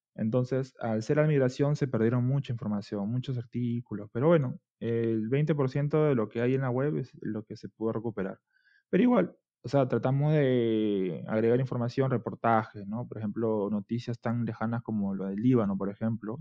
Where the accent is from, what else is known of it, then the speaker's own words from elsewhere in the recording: Lima, Peru; Yo soy de Barranco, distrito, es un distrito bastante turístico en Perú